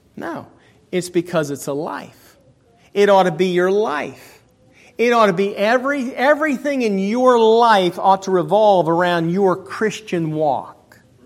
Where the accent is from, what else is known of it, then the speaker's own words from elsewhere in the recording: United States; I'm not a Caucasian American. I'm an American.